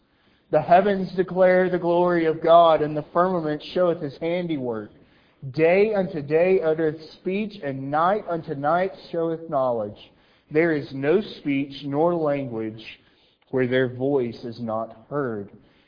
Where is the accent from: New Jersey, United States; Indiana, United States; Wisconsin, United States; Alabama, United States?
Alabama, United States; I'm from Alabama. You may not be able to tell because I've masked my accent, but I can be Southern.